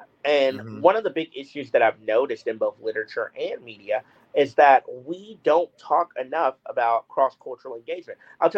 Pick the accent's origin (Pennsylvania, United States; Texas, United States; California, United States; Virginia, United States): Texas, United States; Houston; born or raised there